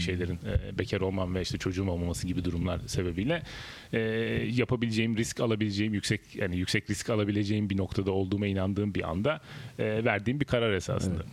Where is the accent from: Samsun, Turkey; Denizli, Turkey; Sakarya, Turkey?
Denizli, Turkey; moved away as an adult; also born or lived in Izmir; now in Istanbul, Turkey; normalde Denizliliyim. Denizli İzmir arası biraz küçükken hayatım geçti.